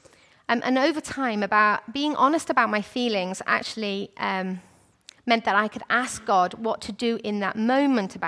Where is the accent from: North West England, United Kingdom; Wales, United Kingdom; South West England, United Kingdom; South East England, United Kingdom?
Wales, United Kingdom; I'm from Wales.